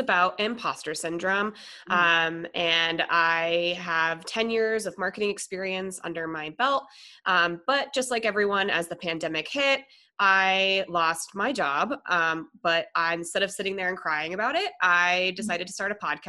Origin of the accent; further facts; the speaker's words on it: Colorado, United States; moved away as an adult; also born or lived in Minnesota; now in San Diego, United States; I was born in Minnesota and then I lived in Colorado. I moved in Colorado when I was 10